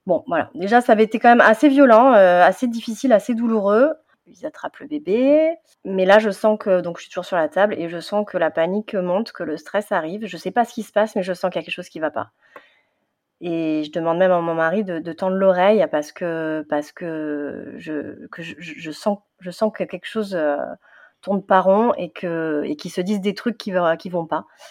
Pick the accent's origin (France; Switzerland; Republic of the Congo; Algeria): France; southern France; moved away as an adult; now in Paris region, France; je viens du sud de la France et euh, depuis euh, une quinzaine d'années, j'habite en, région parisienne.